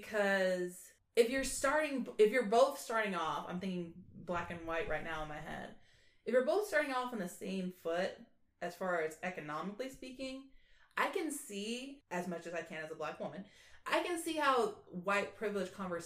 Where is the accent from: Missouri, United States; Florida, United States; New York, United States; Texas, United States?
Florida, United States; Orlando; I grew up in Orlando